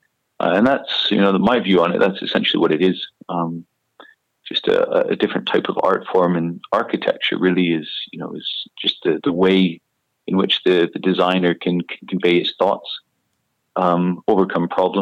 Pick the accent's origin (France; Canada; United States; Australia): Canada; moved away as an adult; now in London, United Kingdom; I played a lot of golf growing up in Canada